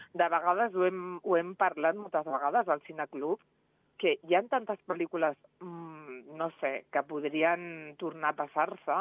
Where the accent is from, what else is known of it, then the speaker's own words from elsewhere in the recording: Reus, Catalonia, Spain; now in Andorra; jo sóc de Reus